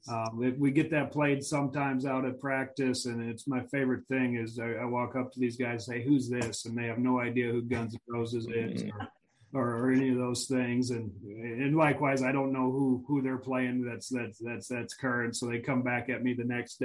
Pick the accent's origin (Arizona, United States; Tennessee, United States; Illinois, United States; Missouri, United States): Missouri, United States; I grew up in Missouri